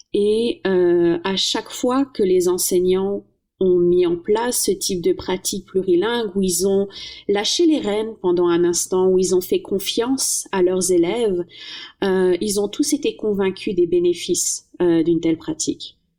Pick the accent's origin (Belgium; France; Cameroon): France; moved away; comme une bonne française